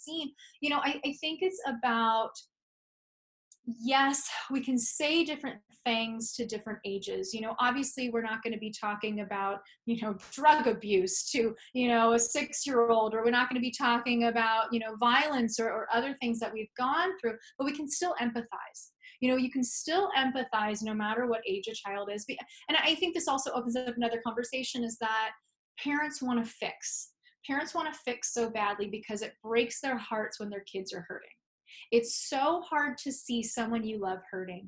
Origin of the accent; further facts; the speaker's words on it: San Francisco, California, United States; moved away as an adult; now in New York, United States; I'm from San Francisco, California. I moved to New York 10 years ago